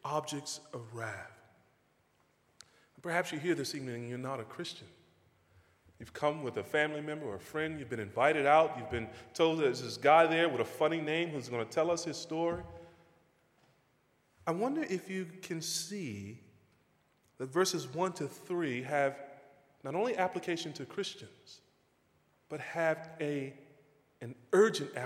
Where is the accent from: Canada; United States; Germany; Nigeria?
United States; North Carolina; moved away; I grew up in a small town in North Carolina.